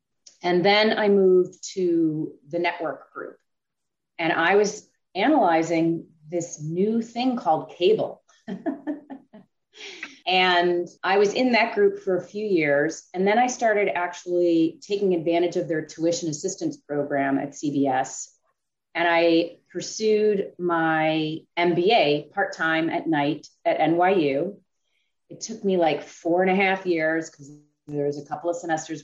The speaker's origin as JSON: {"language": "English", "town": "Cleveland", "region": "Ohio", "country": "United States", "tie": "born or raised there", "moved": "as an adult", "lives_now": "New York, United States", "said": "I grew up in Cleveland"}